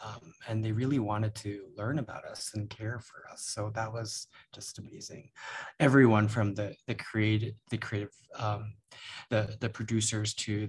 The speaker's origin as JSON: {"language": "English", "country": "United States", "said": "Because I am American, I am Asian and Filipino, and I just needed to discover that or explore that even further."}